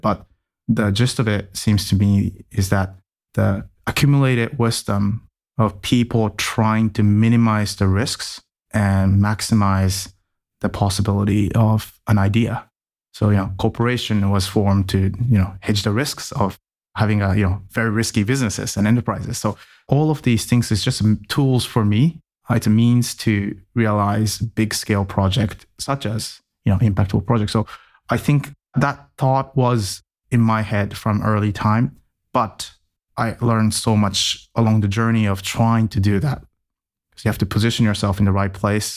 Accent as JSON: {"language": "English", "region": "Tokyo", "country": "Japan", "tie": "born or raised there", "also_born_or_lived": "United States", "moved": "as an adult", "said": "I was born in Tokyo and spent about 20 years in Japan before going anywhere else in the world. And as a kid, I was raised as a typical Japanese kid"}